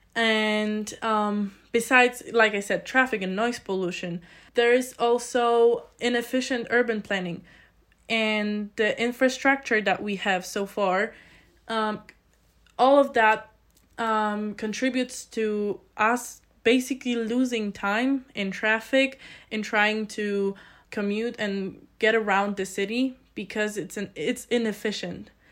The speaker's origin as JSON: {"language": "English", "country": "Poland", "moved": "as an adult", "lives_now": "Innsbruck, Austria", "said": "I come from a very small village in Poland"}